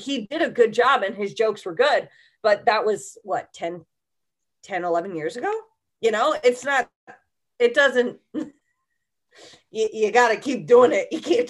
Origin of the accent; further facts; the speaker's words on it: Connecticut, United States; also born or lived in Portland / Texas; I grew up in Connecticut, but half of my family's from Texas. And then, I was born in Portland. Then I moved to Connecticut.